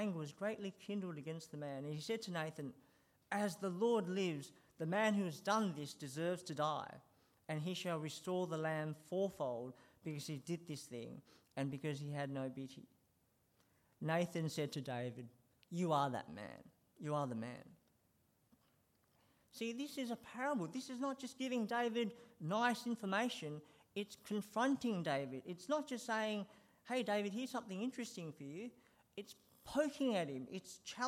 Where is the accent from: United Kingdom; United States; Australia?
Australia; Sydney, New South Wales; when I was growing up in Sydney